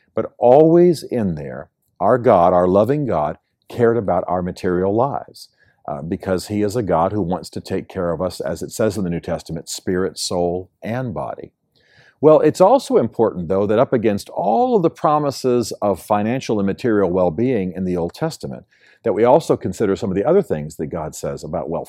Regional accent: United States; moved away; in my home country, the United States

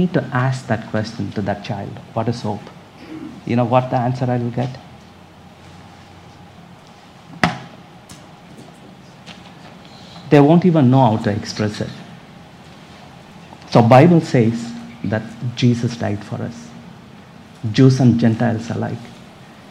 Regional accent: India; accent: Indian; moved away as an adult; now in United States; I'm from India. You might get an Indian accent also from me. I was born and raised up there, and when I was 29, I moved into this country.

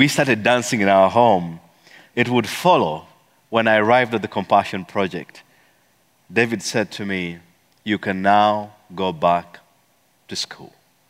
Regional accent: Eastern Region, Uganda; See, I come from the Bagisu tribe, and the Bagisu tribe, this is how we do it.

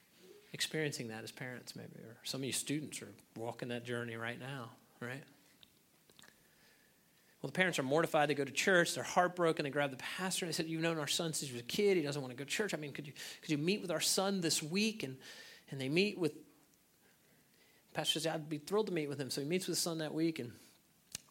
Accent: United States; As American Christians

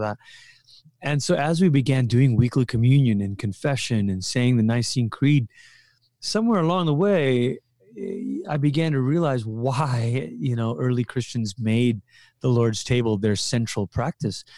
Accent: Malaysia; moved away as an adult; also born or lived in Portland, Oregon / Colorado; I'm from Malaysia

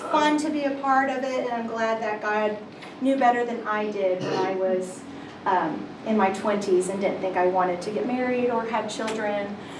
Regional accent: Oklahoma, United States; moved away as an adult; born and raised in Oklahoma. Never thought I would leave um, the state of Oklahoma

